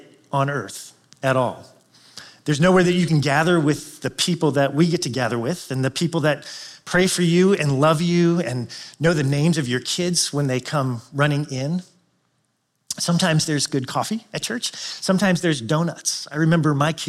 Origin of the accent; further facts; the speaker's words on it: Chicago, Illinois, United States; I am from Chicagoland